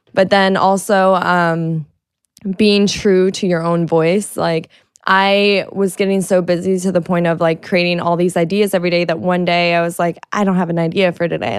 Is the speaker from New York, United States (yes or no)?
no; Florida, United States; I'm from Florida